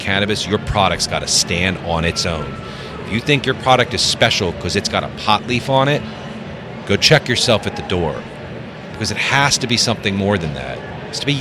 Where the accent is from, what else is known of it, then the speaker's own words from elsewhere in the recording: New York City, New York, United States; moved away as an adult; now in Denver, United States; I was raised in New York City